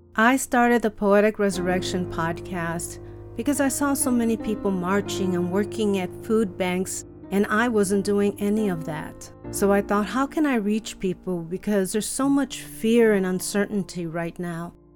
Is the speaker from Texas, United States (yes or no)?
no; Chicago, Illinois, United States; I grew up in Chicago to loving parents